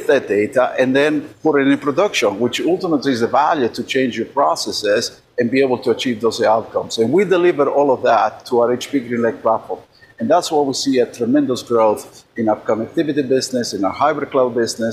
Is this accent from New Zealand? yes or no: no; Argentina; now in United States; I was born in Argentina